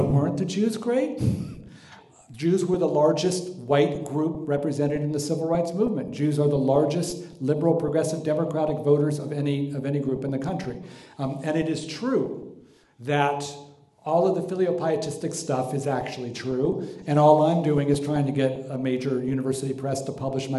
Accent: Palos Verdes, California, United States; I was raised in Palos Verdes

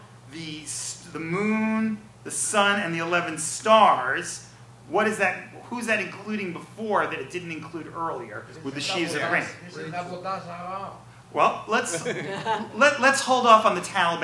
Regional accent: New York, United States; I'm from New York

